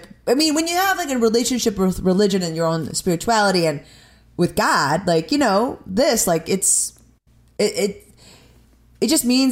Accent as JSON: {"language": "English", "town": "Chicago", "region": "Illinois", "country": "United States", "said": "so you're from Chicago? I'm like, yeah"}